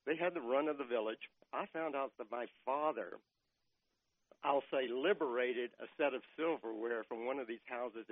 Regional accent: McKinney, Texas, United States; it was a wonderful little small town to grow up

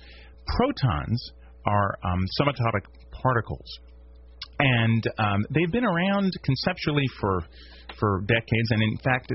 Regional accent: Washington, District of Columbia, United States; moved away as an adult; also born or lived in Maryland; now in Shreveport, United States; I'm primarily from the East Coast.

